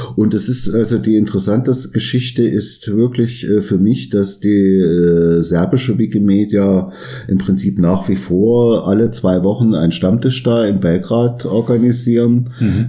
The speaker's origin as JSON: {"language": "German", "area": "area around Arnstadt", "region": "Thuringia", "country": "Germany", "tie": "born or raised there", "said": "aus meiner Heimat, ich komme ja auch aus Thüringen, mhm. also mhm. Gegend um Arnstadt"}